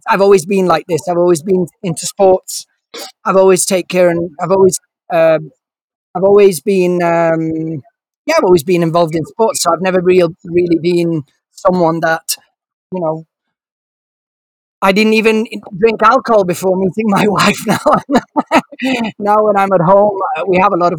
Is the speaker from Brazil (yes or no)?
no; Turin, Piedmont, Italy; also born or lived in London; now in Milan, Italy; I was born in Turin, and I've been in Italy ever since. I've been raised in Italy, studied in Italy